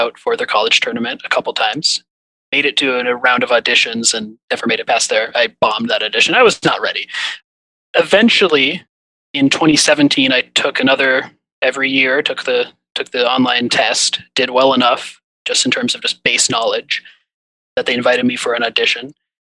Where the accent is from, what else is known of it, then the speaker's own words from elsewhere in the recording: Minnesota, United States; Yeah, so I grew up in Minnesota and have been watching Jeopardy my whole life.